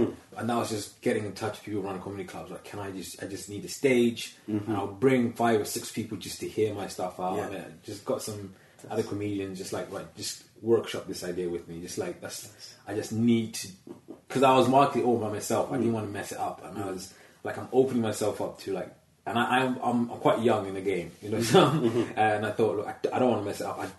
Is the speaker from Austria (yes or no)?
no; Zambia; I went back to Zambia, my home country